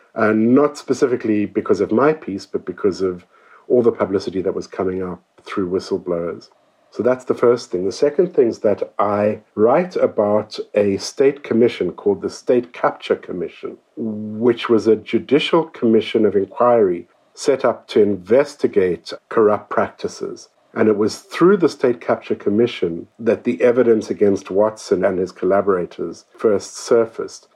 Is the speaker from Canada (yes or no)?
no; South Africa; I'm a South African author and journalist